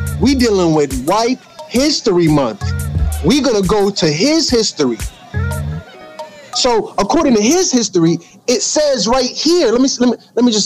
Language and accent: English; the South, United States; I'm from the South. All my family from the South